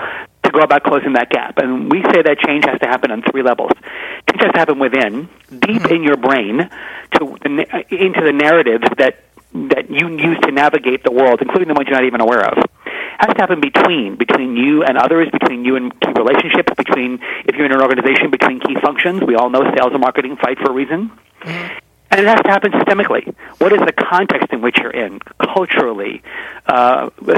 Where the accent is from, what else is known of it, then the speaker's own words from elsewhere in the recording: New York, United States; moved away; I'm originally from New York